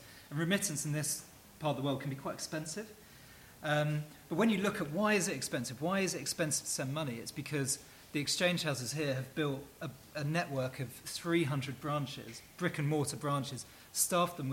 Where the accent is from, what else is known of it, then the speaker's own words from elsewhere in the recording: England, United Kingdom; now in United Arab Emirates; me as an English person